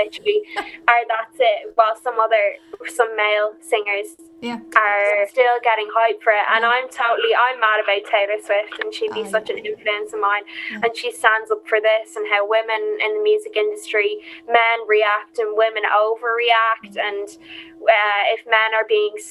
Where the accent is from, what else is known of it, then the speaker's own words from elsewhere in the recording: Dublin, Leinster, Ireland; I'm from Tala